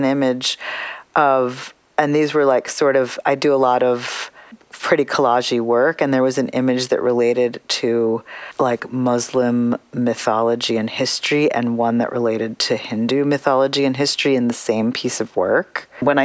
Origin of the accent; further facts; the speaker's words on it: United States; I'm an Indian American artist. And sometimes I'm an American artist